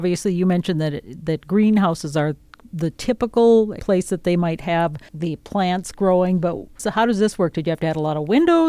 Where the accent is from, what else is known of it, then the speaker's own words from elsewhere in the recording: Amery, Wisconsin, United States; You're all from Amery, Wisconsin, which is, of course, my hometown.